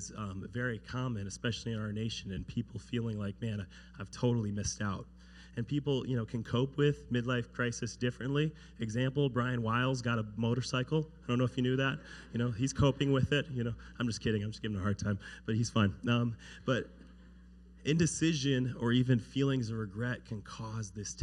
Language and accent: English; United States; growing up in America, everything's kind of laid out for you